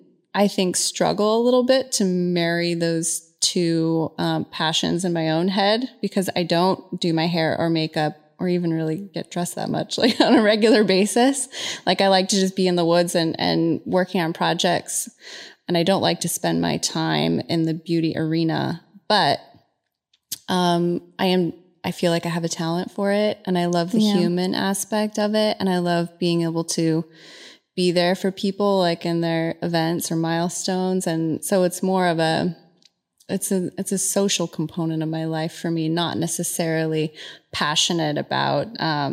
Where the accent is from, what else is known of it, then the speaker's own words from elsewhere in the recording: Phoenix, Arizona, United States; also born or lived in Southern California; Born in Southern California. Okay. Until I was about five. And then my mom, divorced my dad and we relocated to Phoenix.